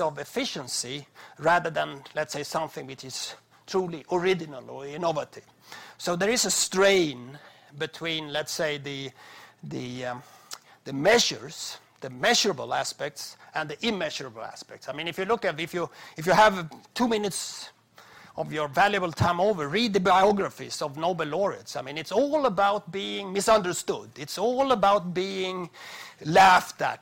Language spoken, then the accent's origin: English; Sweden; my home country